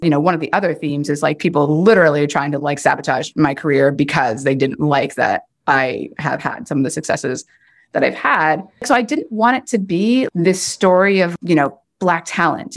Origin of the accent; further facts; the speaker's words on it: Oshawa, Ontario, Canada; moved away; also born or lived in Chicago / Ohio / Portland; growing up in Oshawa, Ontario in the nineteen eighties and nineties and just, like, being the only Black person in sight.